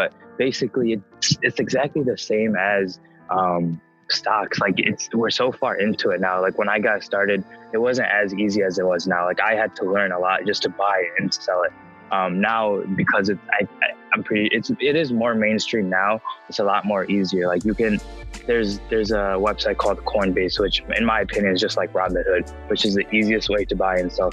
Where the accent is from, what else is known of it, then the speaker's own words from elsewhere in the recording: Chicago suburb, Illinois, United States; also born or lived in Flint, Michigan; I was born in Flint, Michigan. I moved here when I was around maybe like two or three. I live in a suburb in Chicago